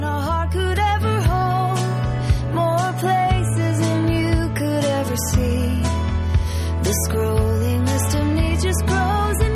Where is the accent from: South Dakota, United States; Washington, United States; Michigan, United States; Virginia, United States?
Virginia, United States; Chesapeake; I'm from Chesapeake, Virginia